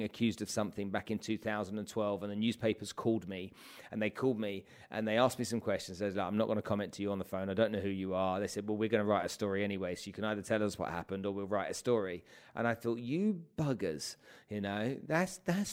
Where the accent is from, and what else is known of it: England, United Kingdom